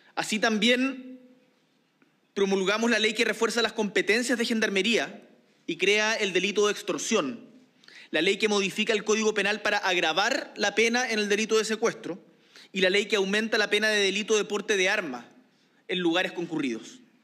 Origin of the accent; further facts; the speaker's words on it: Chile; chilenos y chilenas